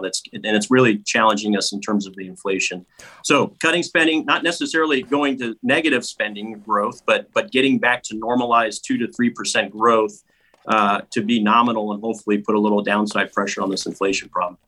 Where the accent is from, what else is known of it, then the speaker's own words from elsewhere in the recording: Los Angeles, California, United States; when I lived in the San Fernando Valley, I lived in an apartment complex with my mom